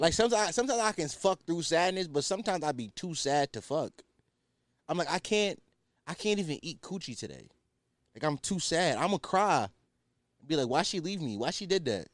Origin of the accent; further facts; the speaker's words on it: Philadelphia, Pennsylvania, United States; I'm culturally Muslim 'cause I'm from Philly